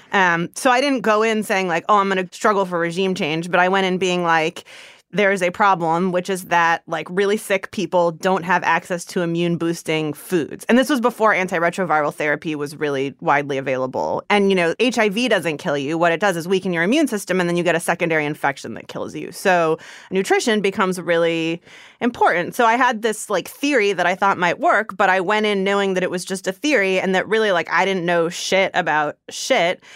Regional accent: East Bay, San Francisco Bay Area, California, United States; also born or lived in Zimbabwe; I grew up in the Bay Area

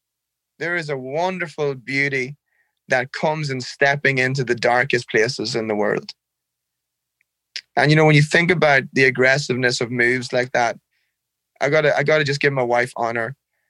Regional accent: Ireland; Man, I can't talk about Ireland without crying. I love the air. The air is clean and it's fresh. I love the drizzle. The rain's soft. There's always a breeze. I love looking out your window and seeing fields and cows.

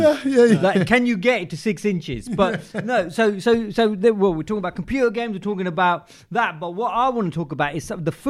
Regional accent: England, United Kingdom; like how we are from England.

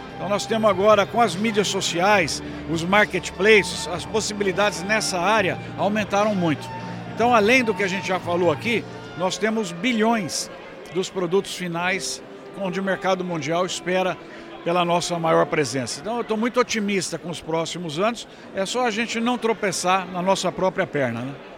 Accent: Brazil; nós somos brasileiros

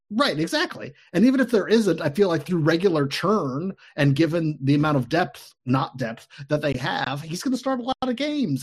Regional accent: Cincinnati, Ohio, United States; I'm from Cincinnati

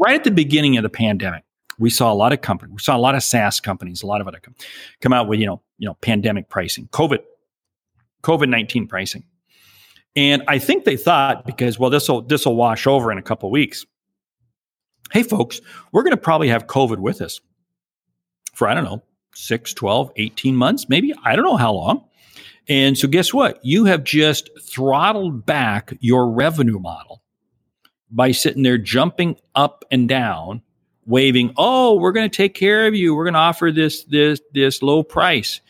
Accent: a small town south of Seattle, Washington, United States; moved away; I was from a small town south of Seattle

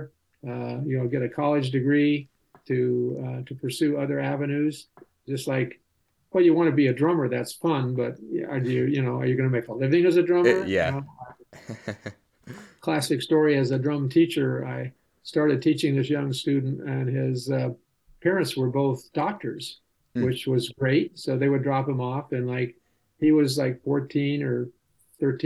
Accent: Los Angeles, California, United States; I grew up in California. Not so many original natives around here in California, but in the San Fernando Valley.

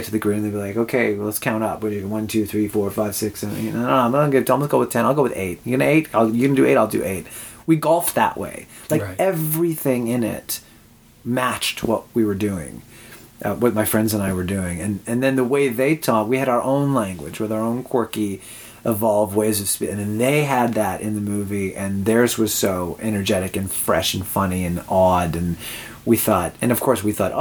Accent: Winnipeg, Manitoba, Canada; moved away as an adult; also born or lived in Toronto; I'm born and raised in Winnipeg.

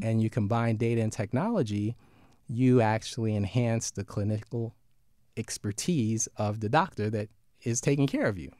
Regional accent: New York City, New York, United States; We're from Brooklyn

